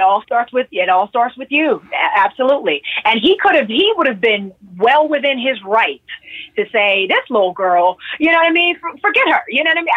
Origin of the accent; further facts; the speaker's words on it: Pittsburgh, Pennsylvania, United States; I'm originally from Pittsburgh, PA